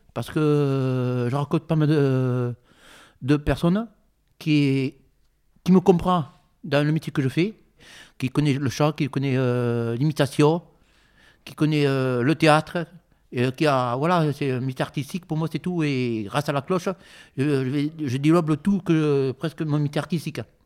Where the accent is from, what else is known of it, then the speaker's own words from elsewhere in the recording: Bordeaux, Nouvelle-Aquitaine, France; also born or lived in Bègles; Et je suis origine de Bordeaux. Je suis d'origine d'ici. Je voyageais pas mal. Bon, je suis né à Bègle, après Bordeaux.